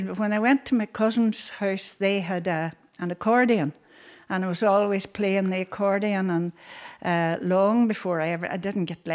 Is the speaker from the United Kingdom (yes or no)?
yes; Straw, Northern Ireland, United Kingdom; I was born in Straw. Now known as Seamus Kelly's house.